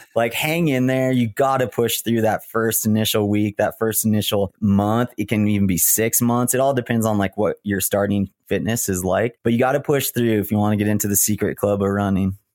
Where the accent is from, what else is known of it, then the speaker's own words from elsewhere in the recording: Big Bear, California, United States; moved away as an adult; I grew up in Big Bear